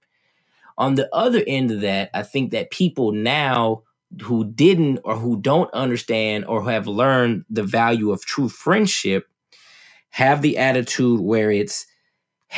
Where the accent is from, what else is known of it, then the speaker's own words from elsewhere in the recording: West Covina, California, United States; also born or lived in Ontario, California; I grew up in Southern California, West Covina in Ontario, 35 miles east of Los Angeles.